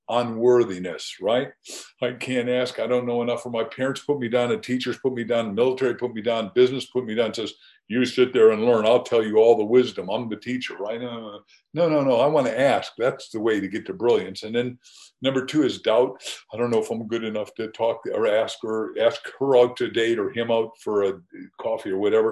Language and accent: English; Waukegan, Illinois, United States; I grew up in Illinois with corn